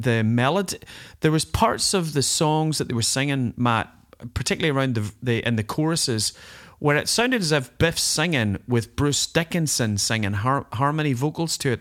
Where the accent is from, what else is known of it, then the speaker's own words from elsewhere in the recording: Northern Ireland, United Kingdom; accent: Northern Ireland; I put on my Northern Ireland accent a bit